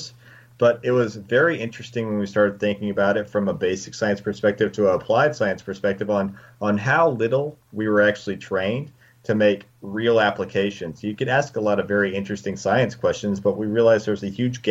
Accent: West Texas, United States; now in Colorado, United States; I grew up in West Texas

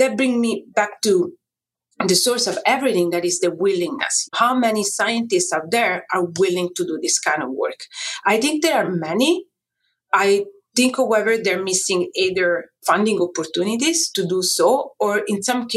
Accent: Italy; moved away as an adult; now in United States; So I came from Italy

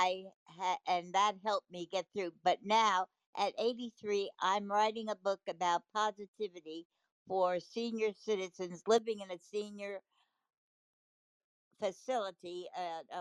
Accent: New Jersey, United States; now in Texas, United States; I am a Jersey kick-ass girl

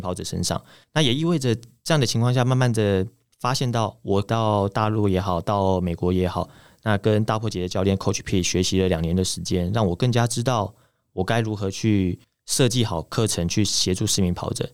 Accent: Miaoli County, Taiwan; 我是苗栗人嘛

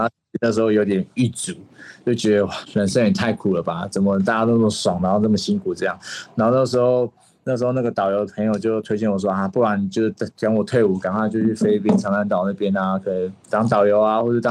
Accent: Keelung, Taiwan; now in Kenting, Taiwan; 我本身是基隆人。

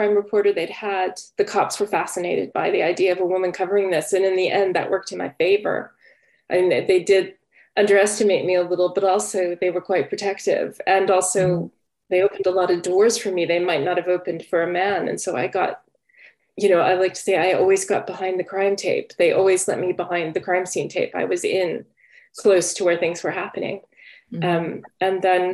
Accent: Texas, United States; moved away as an adult; also born or lived in Georgia; now in London, United Kingdom; I grew up in Texas.

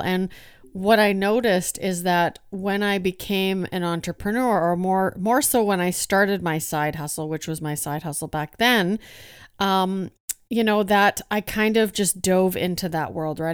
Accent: Hinton, Alberta, Canada; I am from Hinton, Alberta

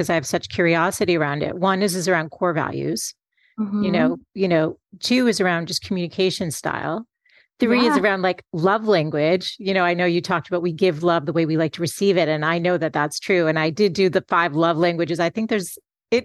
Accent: East Coast, United States; moved away as an adult; now in West Coast, United States; we're on the West Coast, we're from the East Coast

